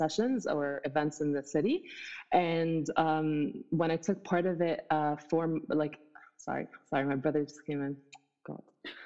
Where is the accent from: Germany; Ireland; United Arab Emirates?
United Arab Emirates; Abu Dhabi; moved away as an adult; also born or lived in Egypt; now in Toronto, Canada; I am a Muslim Egyptian. I was born and raised in Abu Dhabi